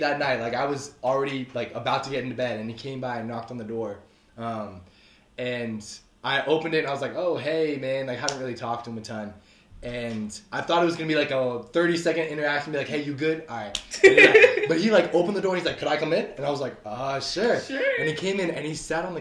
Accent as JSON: {"language": "English", "region": "Washington", "country": "United States", "moved": "as an adult", "said": "I'm from Washington State, so I came to Union without knowing anyone"}